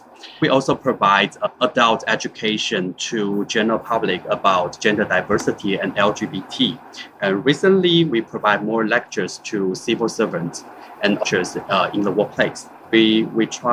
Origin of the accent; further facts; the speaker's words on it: Taiwan; I'm from Taiwan